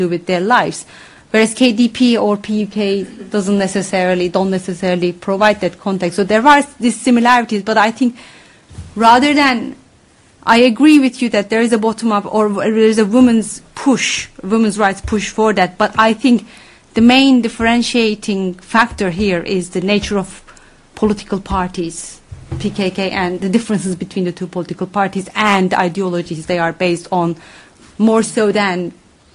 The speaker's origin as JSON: {"language": "English", "region": "Van", "country": "Turkey", "said": "I'm from Van."}